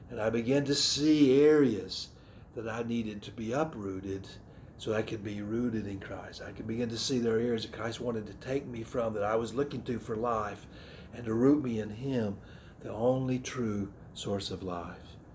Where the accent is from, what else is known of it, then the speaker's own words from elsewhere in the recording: the South, United States; My cultural heritage, I grew up in the South. Uh, my, my Southern heritage is, was very important to me.